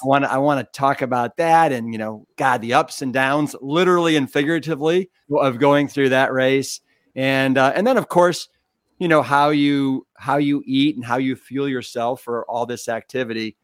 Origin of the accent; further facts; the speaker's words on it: Austin, Texas, United States; my hometown of Eclectic Iconic and then the capital of Texas, Austin